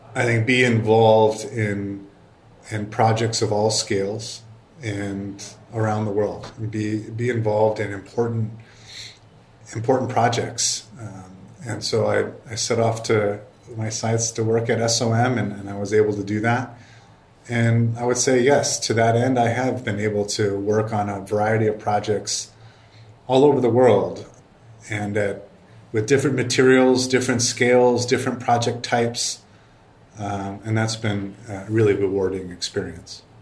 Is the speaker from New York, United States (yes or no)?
no; Chicago, Illinois, United States; I grew up in Chicago.